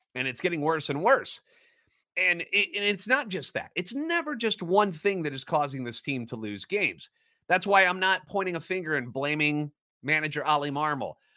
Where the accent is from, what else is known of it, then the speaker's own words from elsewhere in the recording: St. Louis, Missouri, United States; Born and raised in the Lou and a lifetime Cardinals